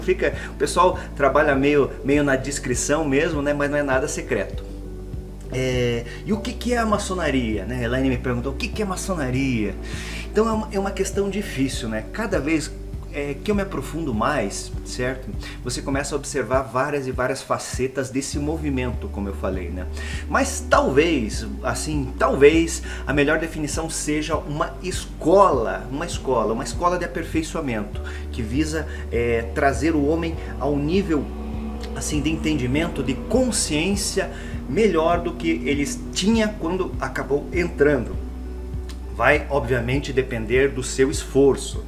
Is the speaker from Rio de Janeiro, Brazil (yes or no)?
no; Paraná, Brazil; eu sou aqui do estado do Paraná, resido em Curitiba